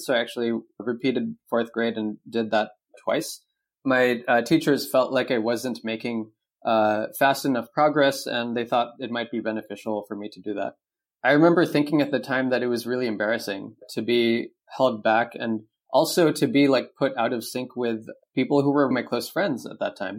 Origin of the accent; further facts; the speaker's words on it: Cupertino, California, United States; moved away as an adult; now in Taiwan; I grew up in the Bay Area. I've been there pretty much my whole life